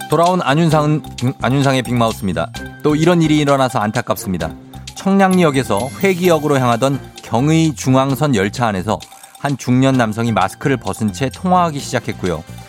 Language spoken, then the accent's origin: Korean; Goyang, Gyeonggi Province, South Korea; 저 고양시 토박이에요. 주엽고 졸업했어요